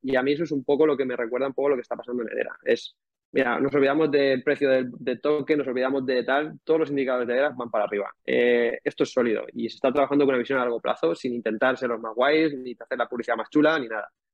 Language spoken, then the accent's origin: Spanish; Calpe, Valencian Community, Spain; yo también soy de, soy de Calpe, soy de los moros y cristianos